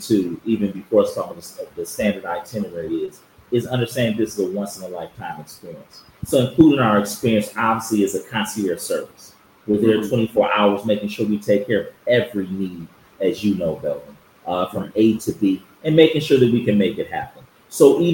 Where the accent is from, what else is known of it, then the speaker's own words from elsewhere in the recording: United States; moved away as an adult; now in Accra, Ghana; I'm Ghanaian America, but I grew up in the States